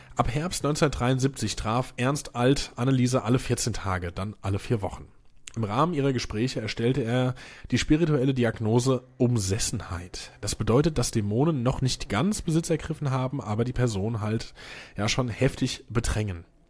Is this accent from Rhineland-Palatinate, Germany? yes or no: no; Hesse, Germany; now in Mainz, Germany; Äh, zugezogener Mainzer. Bin ja auch Hesse